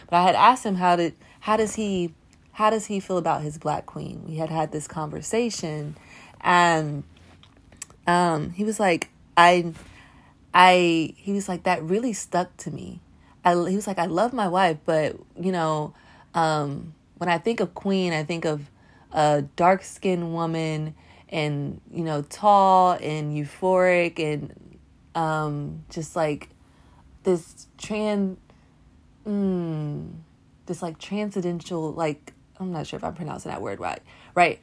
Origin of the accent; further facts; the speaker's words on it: Nashville, Tennessee, United States; I grew up in the South. I grew up in Nashville. I'm from Nashville, Tennessee